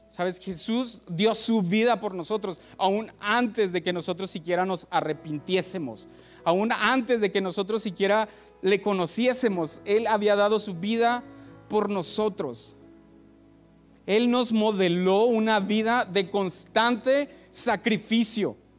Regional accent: Mexico; como mexicanos somos aceptados en muchos lugares

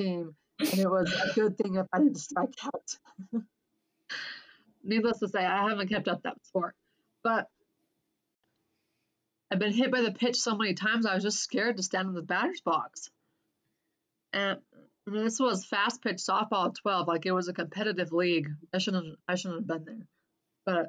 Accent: Clinton, Utah, United States; also born or lived in Cache Valley, Utah / Portland, Oregon; I grew up in Clinton. The funny thing is I grew up in the exact same house I currently live in. My parents bought this house brand new I was 8 years old. We moved from Cache Valley to Davis County.

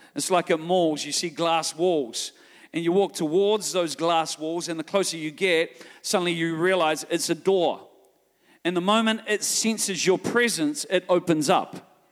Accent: New Zealand; I'm from New Zealand

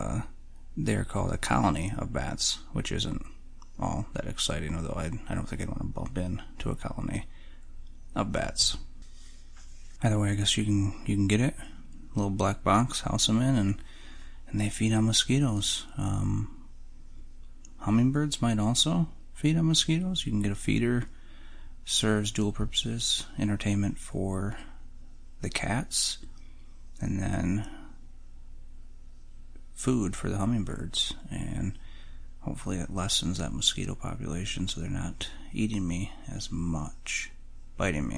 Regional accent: Michigan, United States; growing up in Michigan

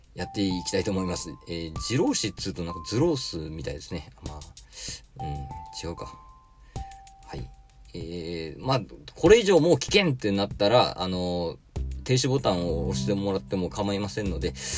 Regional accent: Kagoshima, Japan; 1982年に鹿児島で生まれる

